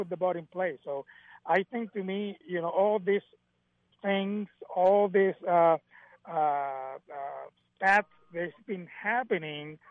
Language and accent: English; Vega Baja, Puerto Rico; moved away; also born or lived in Manatí, Puerto Rico; I born in Manatee, but I grew up in Vega Baja, which is the next town